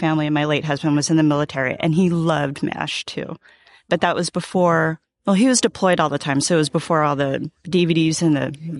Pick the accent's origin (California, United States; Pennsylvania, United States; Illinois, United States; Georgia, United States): California, United States; San Diego; I'm from San Diego.